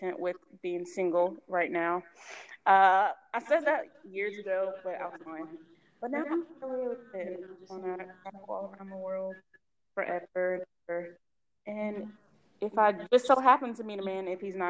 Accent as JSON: {"language": "English", "region": "New Jersey", "country": "United States", "said": "I'm from Jersey."}